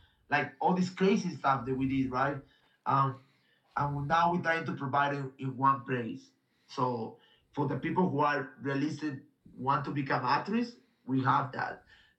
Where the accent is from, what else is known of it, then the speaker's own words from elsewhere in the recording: Japan; English is a second language; Like, I tried, I come from Japan and I was doing jiu-jitsu.